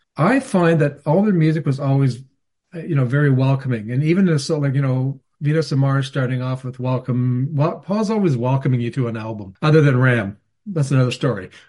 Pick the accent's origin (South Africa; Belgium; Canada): Canada; I'm Canadian